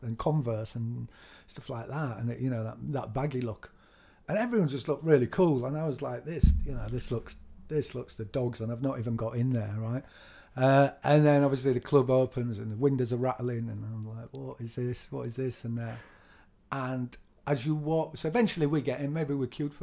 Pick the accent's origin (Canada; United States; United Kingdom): United Kingdom; Leeds, Yorkshire and the Humber; we're from Leeds.